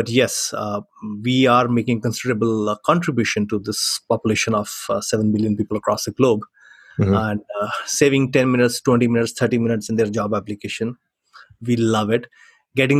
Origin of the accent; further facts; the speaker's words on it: Chandigarh, India; coming from a small city called Chandigarh